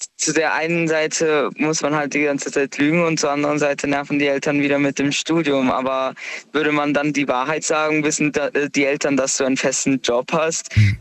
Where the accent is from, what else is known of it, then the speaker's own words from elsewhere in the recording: Karlsruhe, Baden-Württemberg, Germany; komme aus Karlsruhe